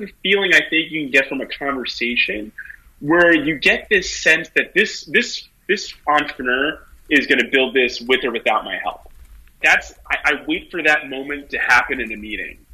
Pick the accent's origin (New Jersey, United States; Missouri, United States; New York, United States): New York, United States; New York City; I grew up in the Bronx, went to high school in Tribeca at Stuyvesant